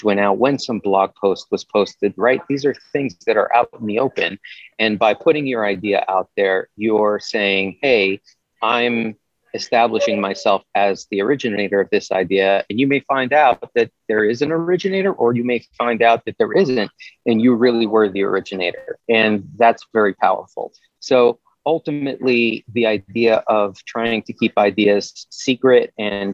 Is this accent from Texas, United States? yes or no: no; New York, United States; When I was growing up in New York in the 90s, I was in a band